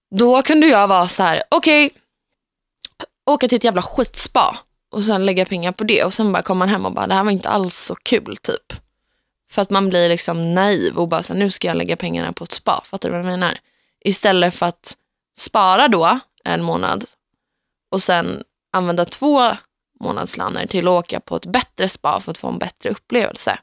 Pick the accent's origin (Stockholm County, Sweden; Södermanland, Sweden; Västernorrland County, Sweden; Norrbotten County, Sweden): Södermanland, Sweden; Gnesta; Gnesta där jag kommer ifrån